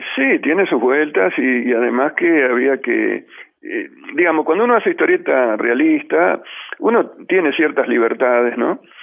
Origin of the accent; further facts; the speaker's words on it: Ramallo, Buenos Aires Province, Argentina; moved away; volver a mi pueblo, a Ramallo